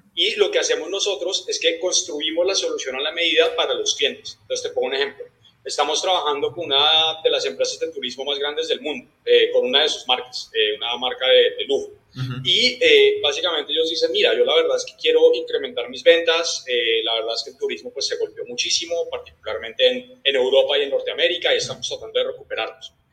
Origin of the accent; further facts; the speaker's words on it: Colombia; yo soy de, de Colombia